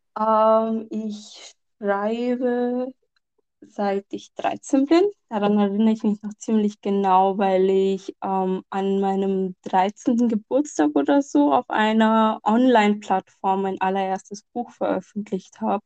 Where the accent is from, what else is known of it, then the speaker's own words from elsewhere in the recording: Lahore, Punjab, Pakistan; von dem Ort stammt, wo ich herstamme, mhm. also aus Lahore